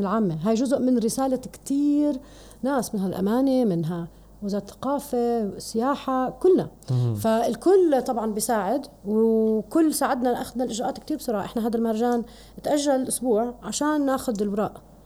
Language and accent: Arabic; Jordan